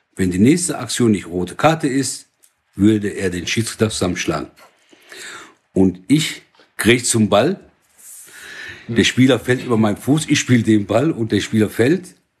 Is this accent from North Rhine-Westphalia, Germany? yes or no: yes; Oberhausen, North Rhine-Westphalia, Germany; Seit 1970 in Deutschland. Deutschland ist mein Heimatland. Oberhausen am meisten